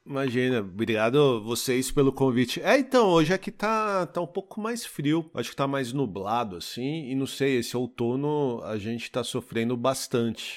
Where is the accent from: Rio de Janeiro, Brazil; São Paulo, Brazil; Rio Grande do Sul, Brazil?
São Paulo, Brazil; Osasco; moved away; a minha família é da periferia de São Paulo, né? A, a Viviane vem de Carapicuíba e eu sou de Osasco